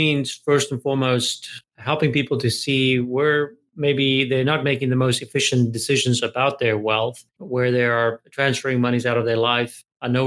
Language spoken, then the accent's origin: English; South Africa; moved away as an adult; now in United States; I'm originally South African, and I came to America when I was 23 years old